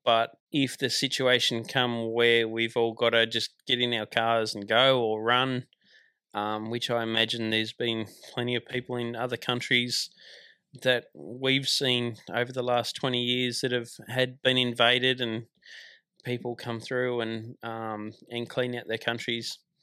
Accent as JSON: {"language": "English", "region": "Tasmania", "country": "Australia", "tie": "born or raised there", "moved": "as an adult", "said": "I grew up in Tasmania, so it was a good chance to get out of Tasmania and explore Australia"}